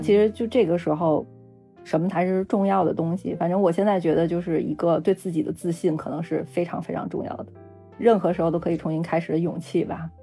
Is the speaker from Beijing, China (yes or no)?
yes; Beijing, China; 因为我现在还在北京生活，这算是我老家